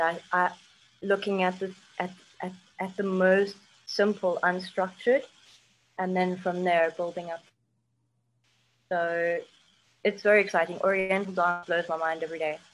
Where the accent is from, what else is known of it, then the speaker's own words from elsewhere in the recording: South Africa; moved away as an adult; also born or lived in United Kingdom; I'm South African